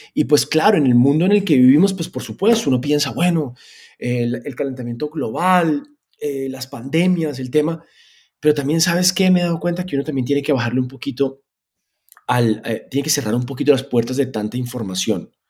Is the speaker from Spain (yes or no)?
yes; Spain; moved away; also born or lived in Colombia; Yo, me crié en España. Yo me crié en un país que en ese momento además era muy de centro.